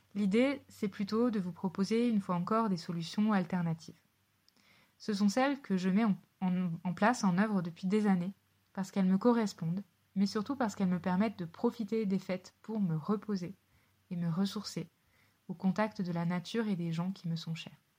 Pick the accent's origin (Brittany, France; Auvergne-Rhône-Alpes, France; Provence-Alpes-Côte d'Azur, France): Auvergne-Rhône-Alpes, France; Savoie; en Savoie, là où j'ai grandi